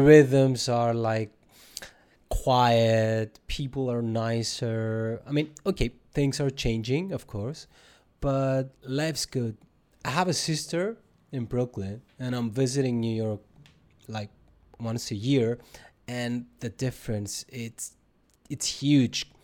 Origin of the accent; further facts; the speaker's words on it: Cyprus; up there in Cyprus we are driving all the time, so that means we're not experiencing our country by foot.